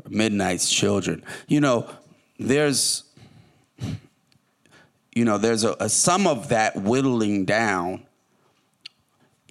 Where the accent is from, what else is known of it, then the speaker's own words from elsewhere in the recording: Oakland, California, United States; also born or lived in Detroit; I'm from Oakland, it's a relatively small town